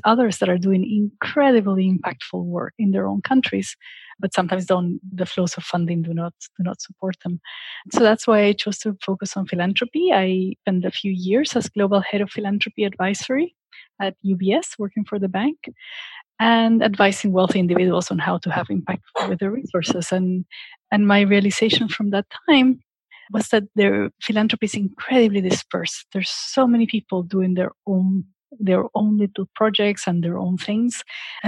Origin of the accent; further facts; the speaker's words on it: Lima, Peru; moved away as an adult; also born or lived in Washington, D.C.; I am originally from Lima, Peru. And growing up in a country with so much poverty and inequality